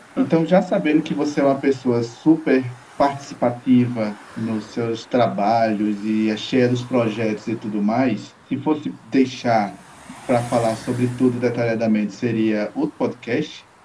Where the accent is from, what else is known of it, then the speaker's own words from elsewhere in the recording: Campina Grande, Paraíba, Brazil; eu fui criado no Parque do Povo.